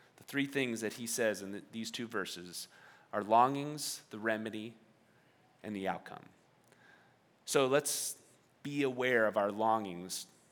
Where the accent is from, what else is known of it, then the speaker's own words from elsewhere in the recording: New York, United States; moved away; I grew up in New York, and in New York, on the East Coast, we say water.